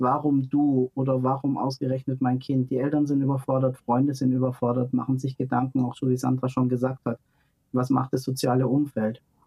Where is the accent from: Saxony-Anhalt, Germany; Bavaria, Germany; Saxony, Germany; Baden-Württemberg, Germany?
Baden-Württemberg, Germany; near Stuttgart; in dem Ort, wo ich groß geworden bin, das ist in der Nähe von Stuttgart